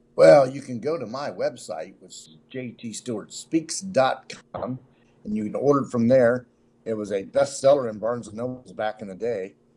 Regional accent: Cincinnati, Ohio, United States; also born or lived in Nashville; I'm from Cincinnati, but I'm in Nashville, uh, down here a lot.

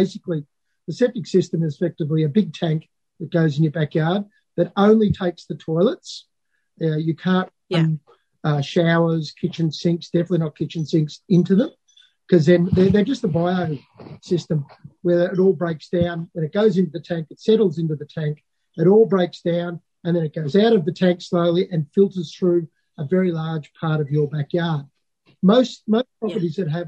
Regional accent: Alexandra, Victoria, Australia; I come from Alexandra, Eildon.

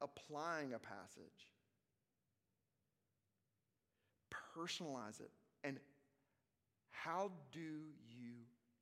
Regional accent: Arkansas, United States; I'm from Arkansas

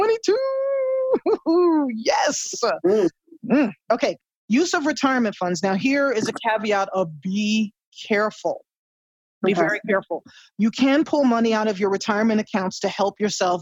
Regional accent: United States; as an American

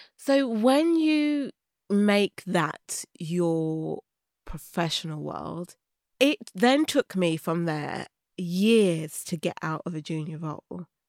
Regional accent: Birmingham, West Midlands, United Kingdom; also born or lived in London; I was born in Birmingham

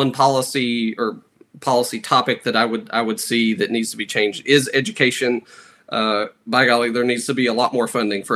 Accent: Martin County, Kentucky, United States; I was born and raised in Martin County

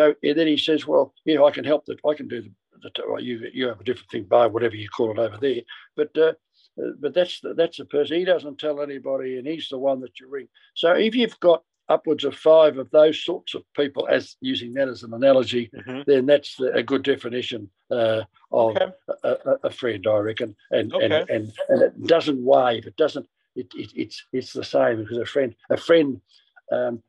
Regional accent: Ballarat, Victoria, Australia; moved away; Ballarat where I came from

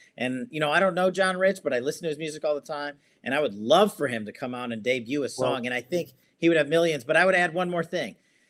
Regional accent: Long Island, New York, United States; also born or lived in Queens, New York; I was born in Queens. I grew up on Long Island. My parents were, you know, immigrated here lawfully, waited their turn to get into the country.

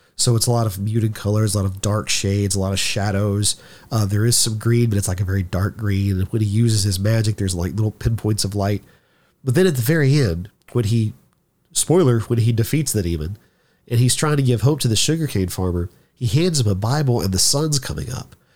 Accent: Shreveport, Louisiana, United States; my home state or my hometown, whether it's Shreveport or just Louisiana in general

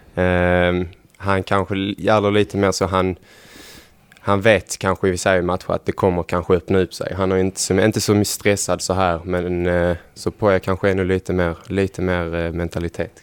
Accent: Helsingborg, Skåne, Sweden; moved away as an adult; now in Gävle, Sweden; Jag bodde hemma också i Helsingborg hos familjen när jag bodde där.

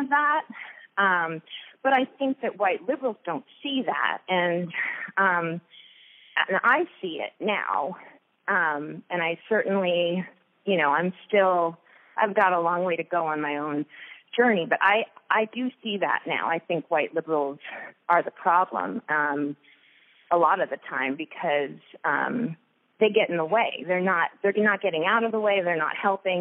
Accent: Long Island, New York, United States; moved away; I grew up in New York on Long Island

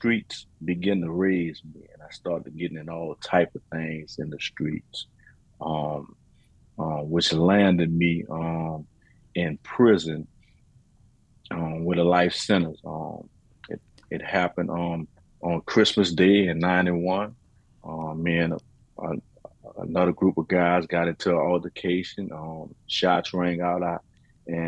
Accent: New Orleans, Louisiana, United States; I'm a native from New Orleans, Louisiana

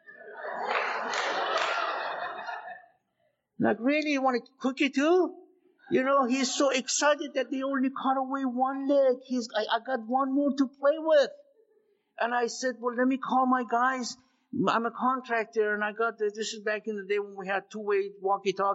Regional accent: Iran; moved away; also born or lived in Las Vegas; I was born and raised in Iran.

